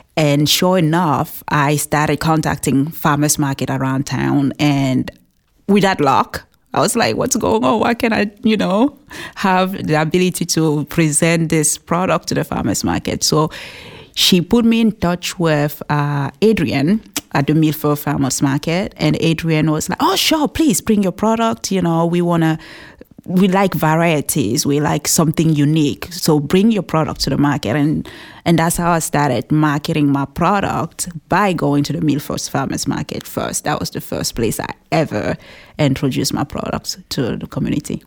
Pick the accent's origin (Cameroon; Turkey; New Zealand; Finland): Cameroon; English is a second language; moved away as an adult; now in New Hampshire, United States; we grew up together in Cameroon.